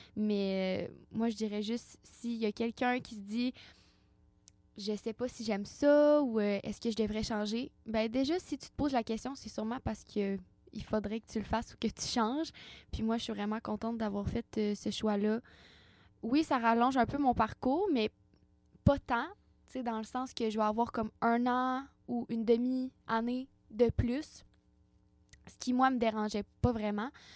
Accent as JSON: {"language": "French", "town": "Baie-Comeau", "region": "Quebec", "country": "Canada", "tie": "born or raised there", "said": "je suis native de Bécomo"}